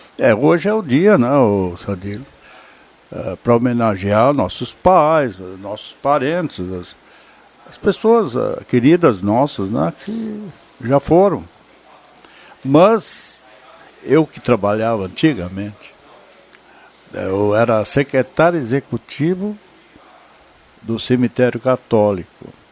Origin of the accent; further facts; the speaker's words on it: Vale do Sol, Rio Grande do Sul, Brazil; eu nasci lá e eu tenho aquele, aquele primeiro livro uh, publicado, onde eu eternizei aquela minha infância no Vale do Sol